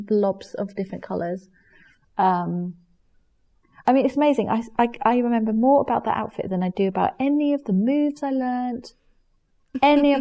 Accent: Germany; now in England; I grew up in Germany, you don't wear school uniform

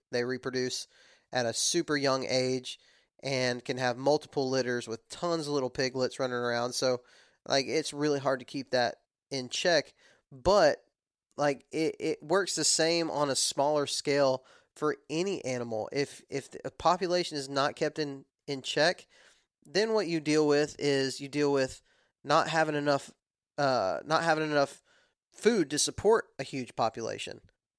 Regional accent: the South, United States; I'm from the South, and we don't talk like that.

